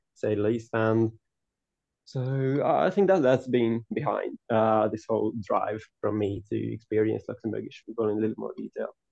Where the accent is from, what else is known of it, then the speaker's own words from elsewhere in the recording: Hungary; I'm from Hungary. I was, I was born and raised there